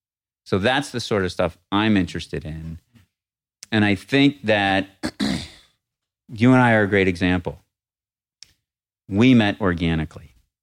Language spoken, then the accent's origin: English; Northeast, United States; But I grew up in the Northeast. I hated it, I thought, until I left.